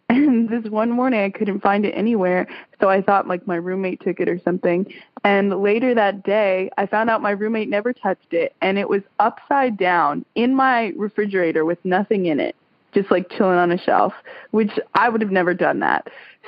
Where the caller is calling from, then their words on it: Tuscaloosa, Alabama, United States; I'm calling from Tuscaloosa, Alabama.